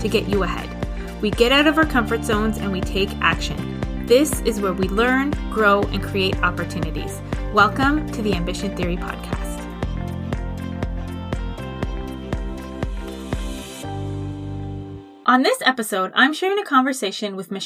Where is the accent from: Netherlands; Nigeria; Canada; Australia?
Canada; also born or lived in Halifax; I'm Canadian in Halifax